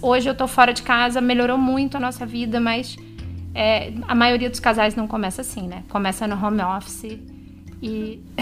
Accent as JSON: {"language": "Portuguese", "town": "São Luís", "region": "Maranhão", "country": "Brazil", "tie": "born or raised there", "moved": "as an adult", "said": "a gente voltou para minha cidade natal"}